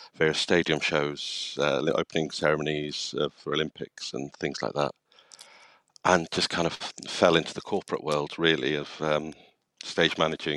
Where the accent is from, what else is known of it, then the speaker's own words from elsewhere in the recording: Wales, United Kingdom; moved away; growing up in Wales, having quite a lot of drama and the Eisteddfods and performing